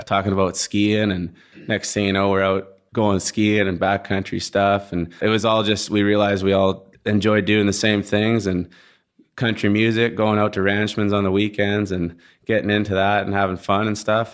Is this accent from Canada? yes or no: yes; Langley, British Columbia, Canada; moved away as an adult; also born or lived in Montana / Fort McMurray, Alberta; now in Houston, United States; I grew up just outside of Vancouver in a place called Langley, British Columbia